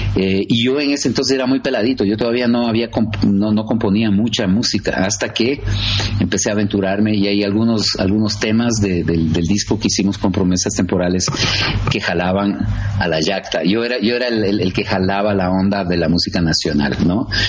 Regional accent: Quito, Pichincha, Ecuador; also born or lived in United States; nací aquí. Sí, soy, soy quiteño

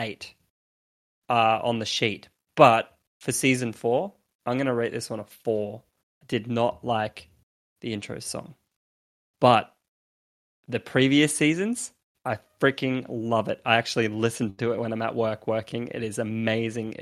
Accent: Australia; I'm Australian

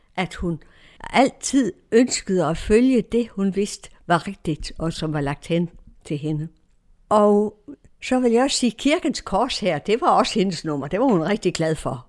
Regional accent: Denmark; also born or lived in Romania; vores adresse i Danmark

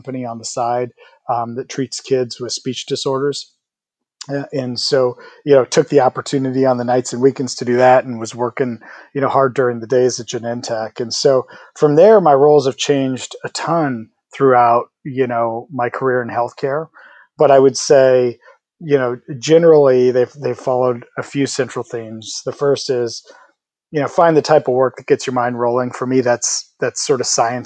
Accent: Midwest, United States; I'm also from the Midwest, and so I have good sort of work hard, you know, roots

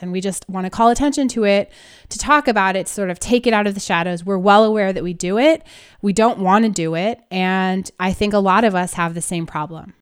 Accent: Northern California, United States; I grew up in Northern California

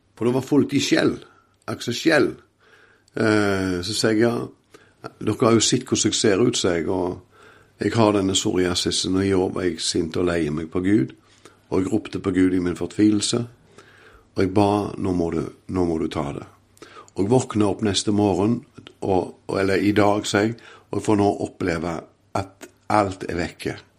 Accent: Åkrehamn, Rogaland, Norway; jeg er jo ifra Åkra Eh, på Karmøy. Har vokst opp i en fantastisk familie

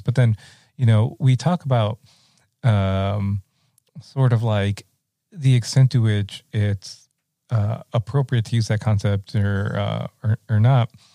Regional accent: Rio Grande Valley, Texas, United States; growing up in the Rio Grande Valley and I'm in a ninety percent uh, Mexican-American community

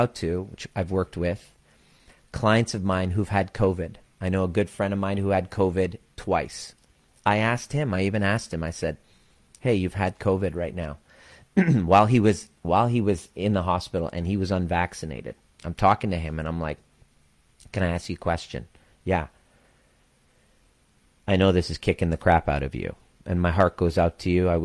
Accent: Canada; also born or lived in Iran; with my twin brother at the age of four, we came to Canada

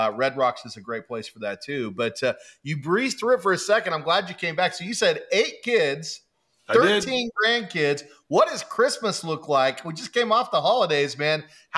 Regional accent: Kansas, United States; I'm from Kansas originally

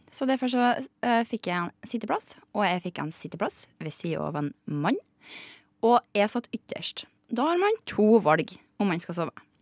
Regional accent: Surnadal, Møre og Romsdal, Norway; Men jeg har vært hjemme i Surndalen, og da tok jeg nattoget.

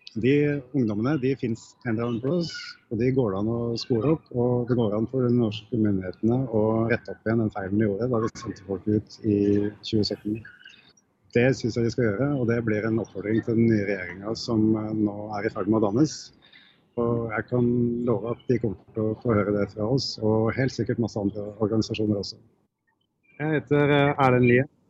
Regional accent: Norway

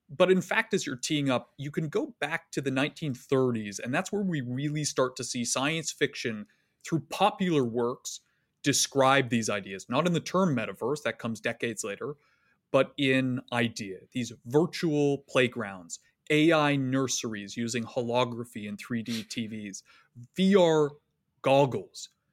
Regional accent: Canada; accent: Canadian; moved away as an adult; now in United States; I grew up in Canada from a fairly liberal family

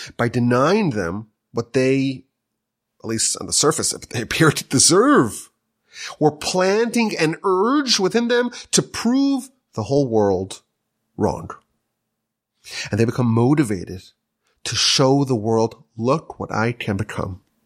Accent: United States; now in Canada; I'm an American coming here

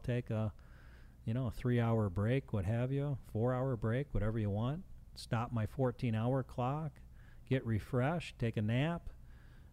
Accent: Chicago, Illinois, United States; I grew up in Chicago

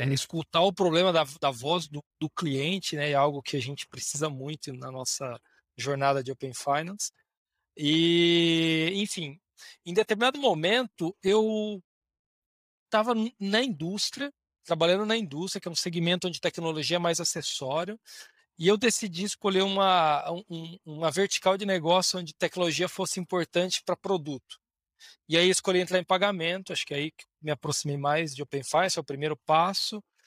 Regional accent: Bauru, São Paulo, Brazil; Eu sou de Bauru originalmente, interior de São Paulo

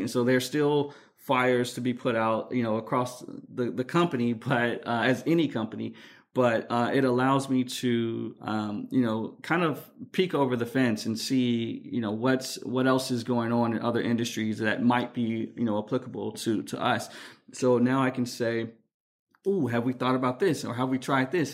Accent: Chicago, Illinois, United States; I'm from Chicago, so I say dolls

